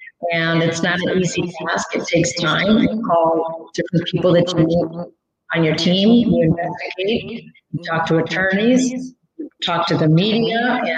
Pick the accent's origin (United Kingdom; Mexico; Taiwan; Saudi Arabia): Mexico; born there; some people don't know I'm Hispanic, and I was born in Mexico.